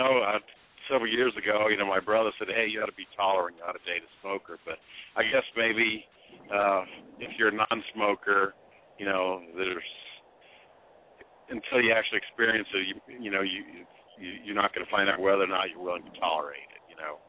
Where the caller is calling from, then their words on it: Indianapolis, Indiana, United States; Yeah, this is fall in Indianapolis. I haven't called in several months. 53 years old.